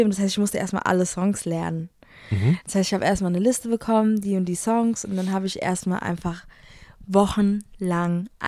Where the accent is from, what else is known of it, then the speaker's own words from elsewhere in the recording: Offenbach, Hesse, Germany; Äh, ich bin auch aus Offenbach.